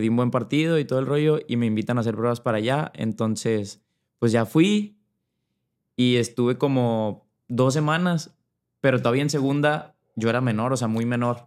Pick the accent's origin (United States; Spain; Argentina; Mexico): Mexico; Monterrey, Nuevo León; Yo soy de Monterrey, soy de Monterrey, Nuevo León